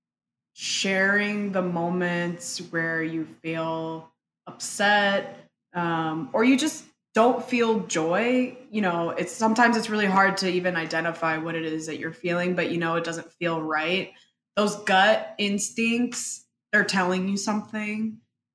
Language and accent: English; Paterson, New Jersey, United States; first language Spanish; English is a second language; also born or lived in Dominican Republic; my parents moved to Paterson, New Jersey